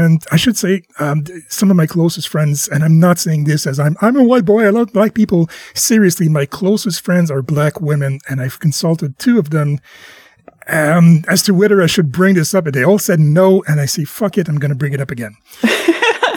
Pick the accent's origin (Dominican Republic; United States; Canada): Canada; I'm French Canadian